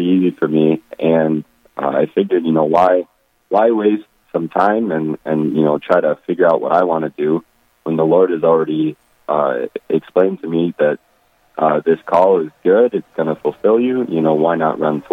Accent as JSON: {"language": "English", "town": "Rapid City", "region": "South Dakota", "country": "United States", "said": "I'm from Rapid City, South Dakota"}